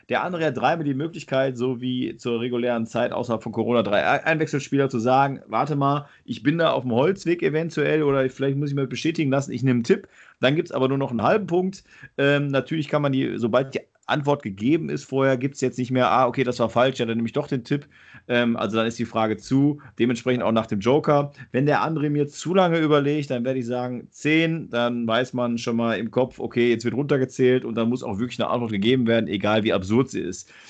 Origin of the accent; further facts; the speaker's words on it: western Germany, Germany; auf jeden Fall komme ich nicht aus Ostdeutschland, nicht aus Süddeutschland, komme aus Westdeutschland